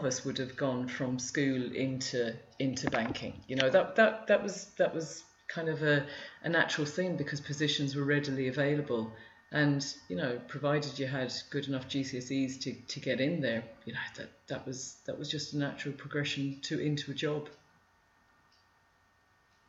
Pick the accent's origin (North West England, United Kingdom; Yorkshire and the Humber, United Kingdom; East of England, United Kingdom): East of England, United Kingdom; Luton; moved away as an adult; also born or lived in London, United Kingdom; now in Ireland; the three of us were born and brought up in Luton